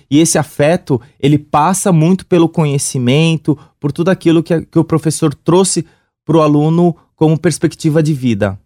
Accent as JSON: {"language": "Portuguese", "region": "São Paulo", "country": "Brazil", "said": "sou do Sapopemba."}